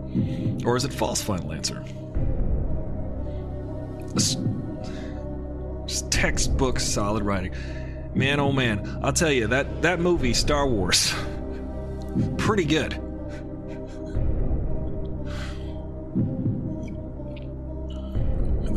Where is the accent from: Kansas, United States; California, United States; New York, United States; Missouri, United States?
New York, United States; Long Island; I am also from Long Island.